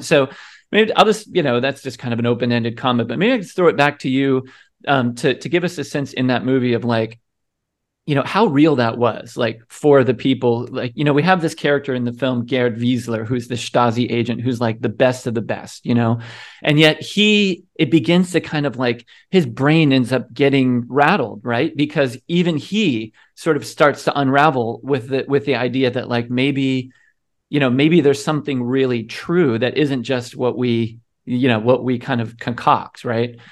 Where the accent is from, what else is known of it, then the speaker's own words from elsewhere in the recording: United States; as an American